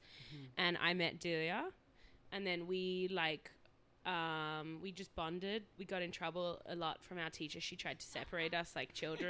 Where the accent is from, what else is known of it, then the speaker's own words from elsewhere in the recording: Australia; I'm from Australia.